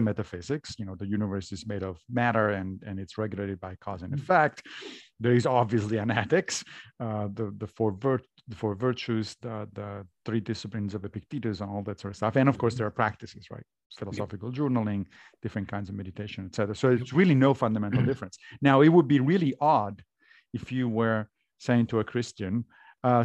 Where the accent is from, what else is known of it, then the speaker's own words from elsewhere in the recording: Rome, Lazio, Italy; I grew up Catholic in Rome.